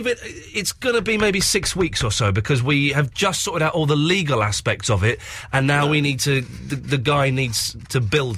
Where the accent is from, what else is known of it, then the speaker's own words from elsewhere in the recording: Slough, South East England, United Kingdom; I grew up in Slough